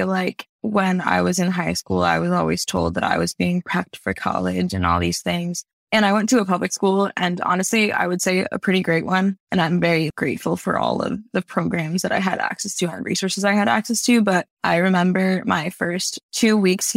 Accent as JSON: {"language": "English", "town": "White Plains", "region": "New York", "country": "United States", "tie": "born or raised there", "moved": "as an adult", "lives_now": "Hanover, United States", "said": "I'm from White Plains, which is actually a very Latino little city"}